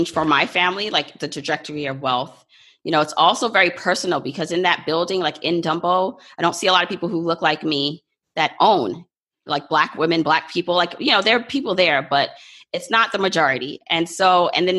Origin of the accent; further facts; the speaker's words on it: New York, United States; also born or lived in Jamaica; New York has been my home because I came here when I was about 2 years old